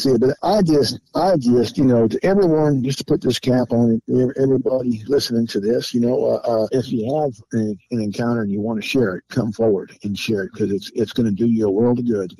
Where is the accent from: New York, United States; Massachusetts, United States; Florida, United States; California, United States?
California, United States; Southern; I was born and raised in Southern California